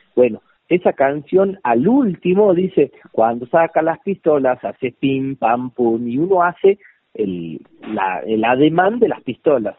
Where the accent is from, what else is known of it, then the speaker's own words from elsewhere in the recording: Famaillá, Tucumán, Argentina; also born or lived in Buenos Aires; now in San Miguel de Tucumán, Argentina; en Tucumán, en un, en una ciudad cerca de mi pueblo.